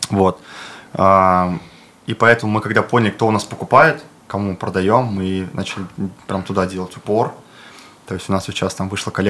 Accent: Ufa, Bashkortostan, Russia; они как бы гордятся, то, что я башкир, и это круто, вот. Я из Уфы.

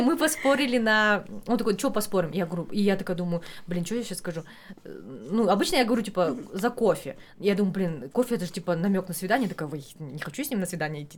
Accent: Almaty, Kazakhstan; я алматинка коренная

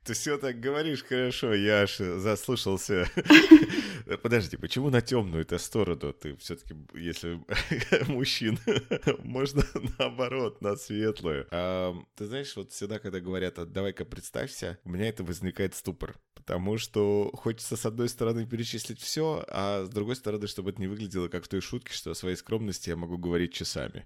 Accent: Omsk, Omsk Oblast, Russia; я сам сибиряк, и я родился в Омске

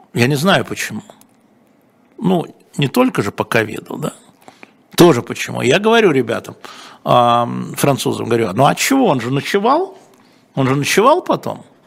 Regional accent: Moscow, Russia; мы с вами в одной десятой школе в Лялином переулке учились

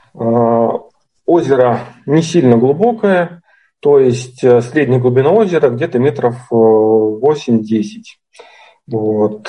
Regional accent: Chelyabinsk, Chelyabinsk Oblast, Russia; из Челябинска

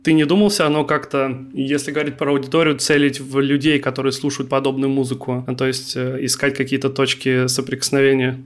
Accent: Kaliningrad, Kaliningrad Oblast, Russia; я из Калининграда, и в Калининграде, мне кажется, в принципе, можно было бы жить

